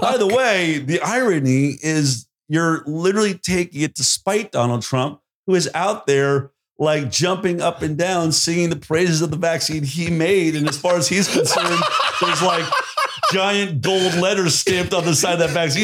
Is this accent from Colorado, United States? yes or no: yes; Boulder, Colorado, United States; I grew up in Boulder, Colorado